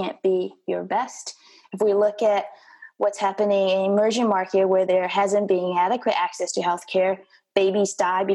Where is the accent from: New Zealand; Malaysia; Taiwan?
Taiwan; moved away as an adult; growing up in Taiwan